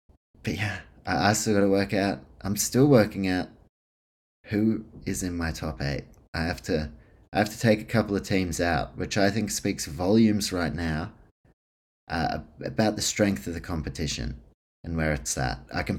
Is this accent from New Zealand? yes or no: yes; New Zealand; And even when you do watch it as a Kiwi, you know, there is a fucking gap in discrepancy.